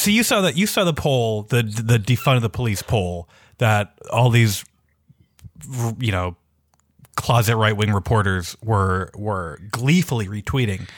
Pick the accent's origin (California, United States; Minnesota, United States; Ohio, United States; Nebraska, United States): Minnesota, United States; Minneapolis; I'm from Minneapolis. I grew up in Minneapolis in the city.